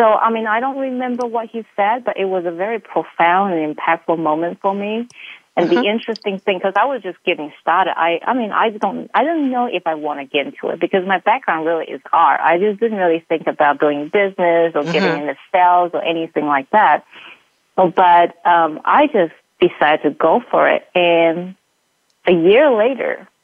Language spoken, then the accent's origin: English; New Zealand; now in Utah, United States; being a New Zealander, you know, coming to Utah